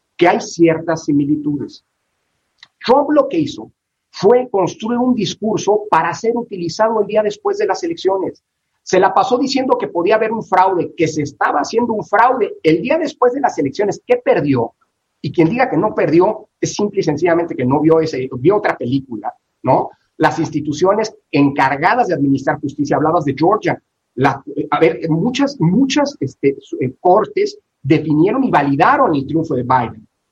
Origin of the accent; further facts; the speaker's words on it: Mexico; como mexicano